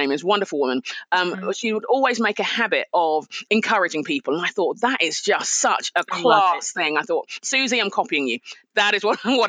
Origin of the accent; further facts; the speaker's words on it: London, United Kingdom; I'm a Nigerian Londoner. So my parents are Nigerian, moved to England in the 60s. I was born in London, raised in London